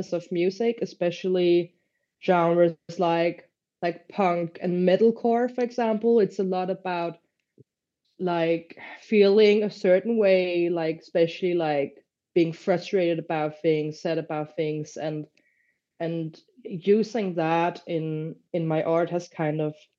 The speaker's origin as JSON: {"language": "English", "country": "Luxembourg", "tie": "born or raised there", "moved": "yes", "lives_now": "Denmark", "said": "where I grew up in Luxembourg, it's very different country from Denmark"}